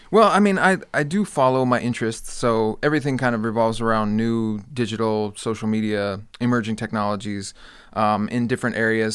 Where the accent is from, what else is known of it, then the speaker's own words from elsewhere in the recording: Hawaii, United States; moved away as an adult; also born or lived in Clemson, South Carolina / Iowa; now in Las Vegas, United States; So I grew up in Hawaii.